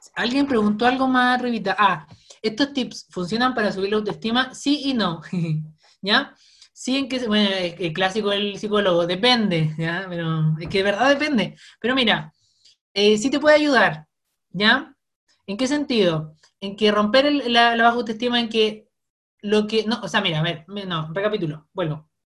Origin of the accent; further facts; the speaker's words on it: Osorno, Los Lagos, Chile; accent: cantadito (southern Chilean); soy de Osorno, así que sorry si de hablo muy cantadito